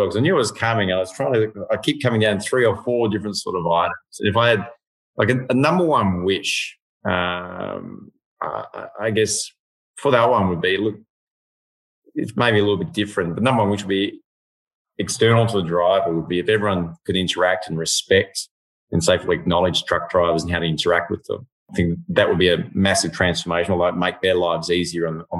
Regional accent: Western Australia, Australia; now in Victoria, Australia; being West Aussie

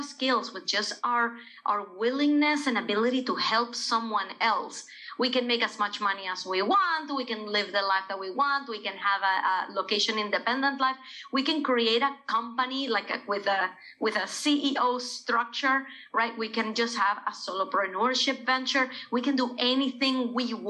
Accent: Venezuela; moved away; when I was growing up in Venezuela with corporate parents

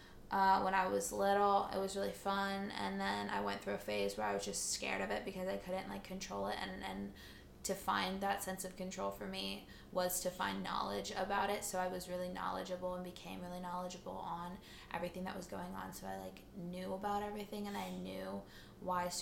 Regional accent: the Bay Area, California, United States; also born or lived in Espoo, Finland; I'm super Californian. I don't have an accent.

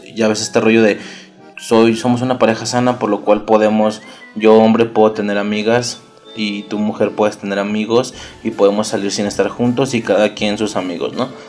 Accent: Mexico; Hablo de México, somos de México

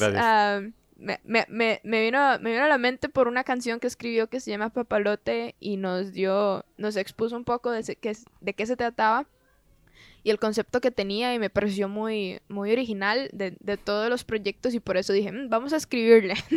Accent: Costa Rica; soy de Costa Rica

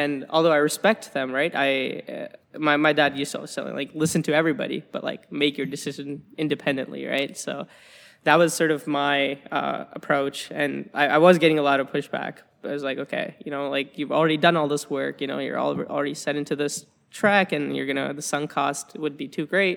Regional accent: Alberta, Canada; moved away as an adult; now in Waterloo, Canada; I'm from, I'm from Alberta, right? Um, and, and I'm from a small town

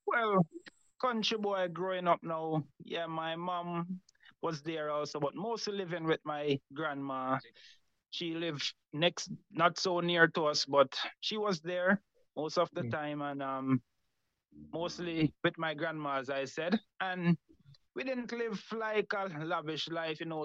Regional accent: Montego Bay, Saint James, Jamaica; Grew up in Montego Bay, Jamaica. Started um, grew up in the con- born in the country, grew up in the country

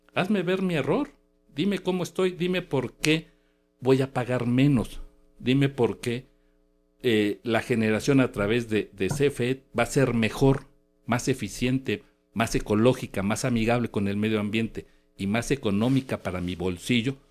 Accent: Mexico; los mexicanos

